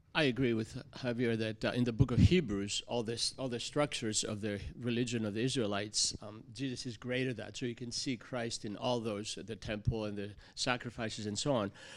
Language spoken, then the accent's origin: English; Greece; moved away; growing up in Greece